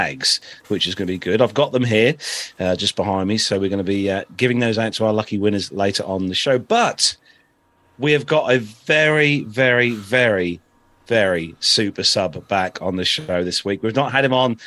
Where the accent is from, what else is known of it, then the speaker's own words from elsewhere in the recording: United Kingdom; we are British